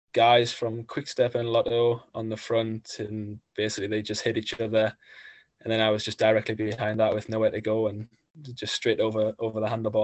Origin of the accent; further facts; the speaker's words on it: Gateshead, North East England, United Kingdom; there was a stage finishing in my hometown